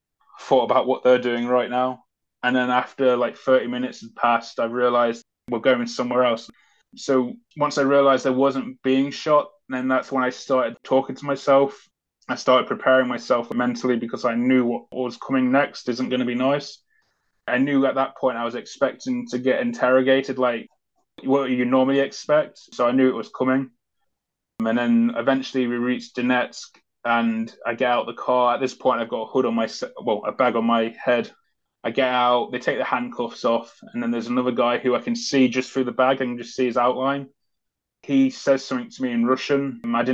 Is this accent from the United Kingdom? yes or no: yes; United Kingdom; as soon as I said Great Britain